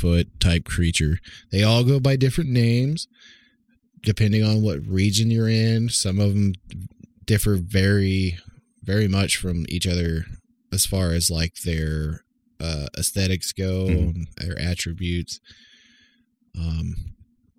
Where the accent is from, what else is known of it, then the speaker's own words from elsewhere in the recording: Oklahoma, United States; growing up in Oklahoma and stuff around the woods